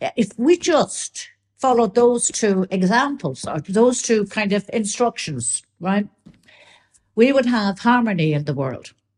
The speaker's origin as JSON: {"language": "English", "country": "Ireland", "said": "I'm still Irish."}